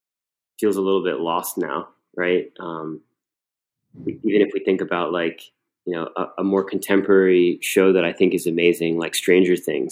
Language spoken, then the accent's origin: English; Cleveland, Ohio, United States; People obviously knew that I was from Cleveland